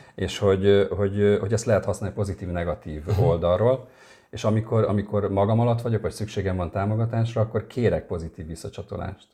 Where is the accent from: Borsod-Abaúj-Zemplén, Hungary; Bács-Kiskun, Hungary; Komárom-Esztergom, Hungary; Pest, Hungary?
Pest, Hungary; Érd; also born or lived in a small village in rural Hungary; én vidéken nőttem fel uh-huh. egy mhm. kis faluban, és csak 8 éves koromtól érden.